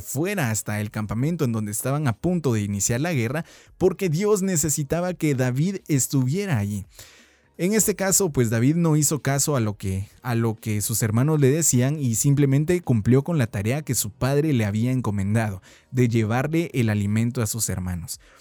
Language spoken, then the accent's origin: Spanish; Guatemala; como buenos chapines, como buenos guatemaltecos